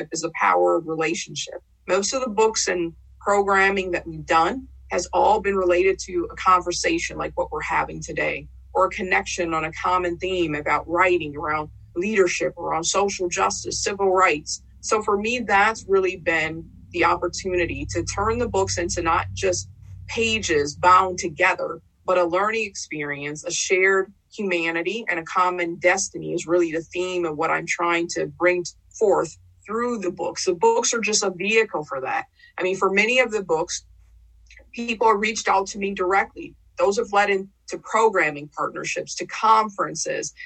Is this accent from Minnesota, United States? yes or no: yes; Saint Paul, Minnesota, United States; growing up in Rondo